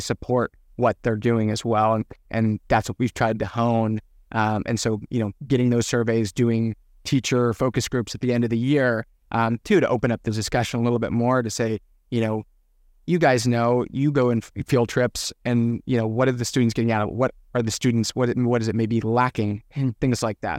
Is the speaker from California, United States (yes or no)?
yes; Ventura County, California, United States; growing up in Ventura County